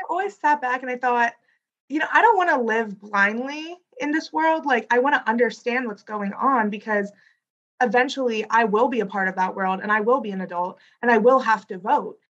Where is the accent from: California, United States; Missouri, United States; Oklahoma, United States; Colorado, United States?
Missouri, United States; Wentzville; my school, we come from Wentzville is like a very red area